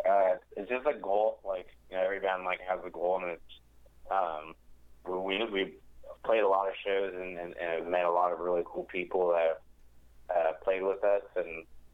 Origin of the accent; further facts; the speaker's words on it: Visalia, California, United States; we're from Visalia